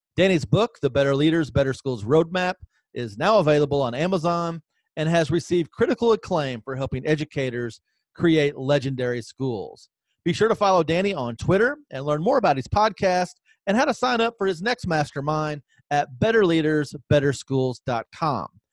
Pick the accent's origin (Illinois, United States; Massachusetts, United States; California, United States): Illinois, United States; Southern; we're both Illinois guys, you from Champaign, I'm from Southern Illinois